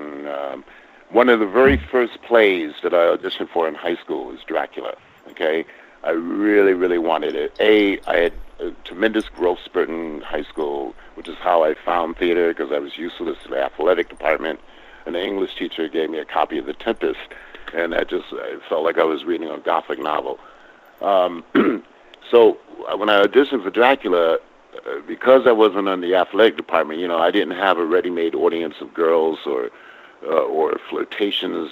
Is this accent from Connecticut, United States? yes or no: yes; Connecticut, United States; I grew up in Connecticut